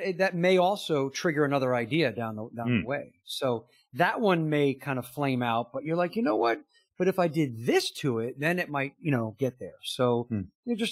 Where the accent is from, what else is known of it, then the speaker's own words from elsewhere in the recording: outside New York City, United States; I grew up in New York City, outside New York City